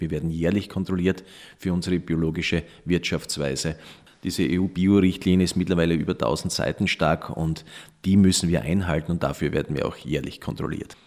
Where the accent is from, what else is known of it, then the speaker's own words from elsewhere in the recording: Austria; bei uns in Österreich